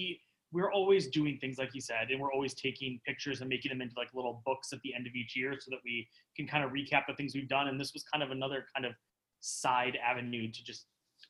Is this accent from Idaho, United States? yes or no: no; Buffalo, Rochester, New York area, United States; moved away as an adult; now in Orlando, United States; So I'm from like the Buffalo, Rochester, New York area. And I moved down here about 12, 13 years ago. My sister lived here and I wanted to kind of get away from my little town and just up and moved.